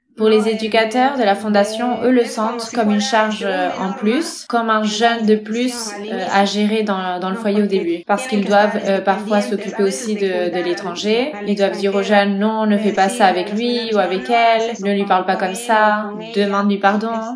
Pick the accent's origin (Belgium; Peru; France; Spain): Peru; Ayacucho; French is a second language; je suis du Pérou, de la ville d'Ayacucho